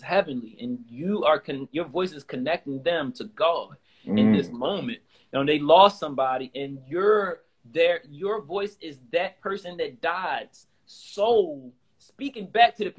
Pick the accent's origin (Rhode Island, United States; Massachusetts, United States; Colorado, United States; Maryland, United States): Maryland, United States; Baltimore; I'm from South Baltimore